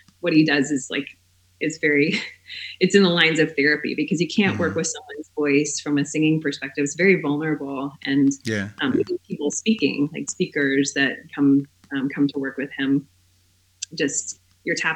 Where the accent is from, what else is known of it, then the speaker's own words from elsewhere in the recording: Minneapolis, Minnesota, United States; now in Asheville, United States; I grew up in the Twin Cities.